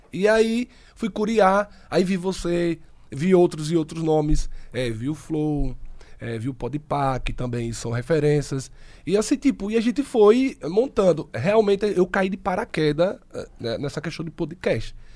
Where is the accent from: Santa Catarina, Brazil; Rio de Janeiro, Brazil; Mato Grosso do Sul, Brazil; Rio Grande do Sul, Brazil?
Santa Catarina, Brazil; Santa Rosa de Lima; sou de Santa Rosa de Lima há, há, mais de 20 anos